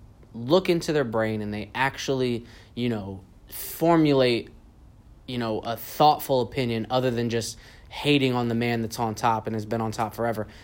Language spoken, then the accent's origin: English; California, United States; moved away; also born or lived in Texas; I grew up in California, and then I moved to Texas. I moved to Texas in 94.